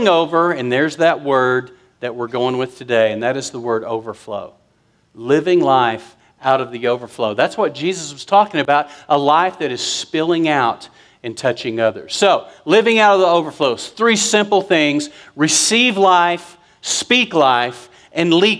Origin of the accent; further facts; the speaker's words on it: West Texas, United States; I'm from West Texas